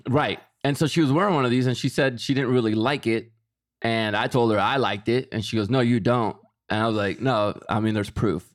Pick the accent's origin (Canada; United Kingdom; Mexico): Mexico; moved away; I am Mexican. I was born in Mexico.